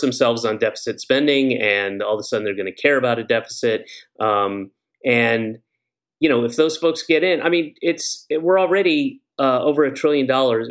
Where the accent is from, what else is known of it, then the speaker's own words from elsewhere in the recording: Georgia, United States; moved away; I grew up in Georgia, but I lived all over the place